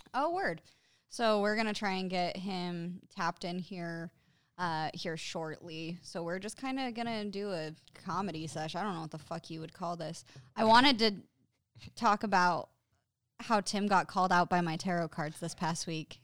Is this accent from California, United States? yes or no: no; Utah, United States; growing up in Utah, like, a lot of the people around here are Mormons